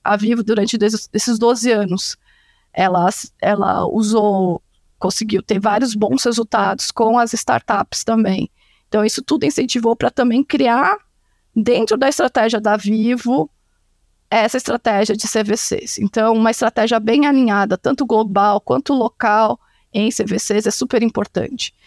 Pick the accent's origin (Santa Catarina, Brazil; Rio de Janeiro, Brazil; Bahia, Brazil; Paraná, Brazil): Santa Catarina, Brazil; moved away as an adult; also born or lived in Campinas / Chicago; Eu sou de Santa Catarina, numa cidade lá do interior, por isso o meu sobrenome é complicado